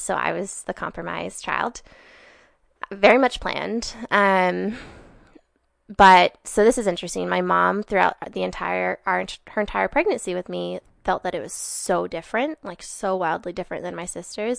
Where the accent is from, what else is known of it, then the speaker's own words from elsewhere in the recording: Sandpoint, Idaho, United States; I was born and raised in Sandpoint, Idaho.